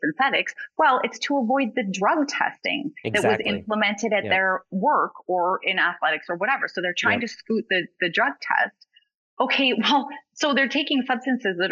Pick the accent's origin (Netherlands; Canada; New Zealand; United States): Canada; Alberta; I'm from Alberta